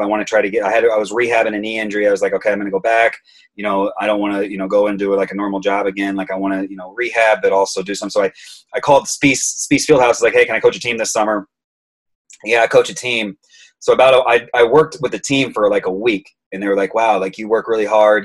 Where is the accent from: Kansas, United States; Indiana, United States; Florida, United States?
Indiana, United States; Auburn; also born or lived in Texas; now in Chicago, United States; I grew up in Auburn, Indiana.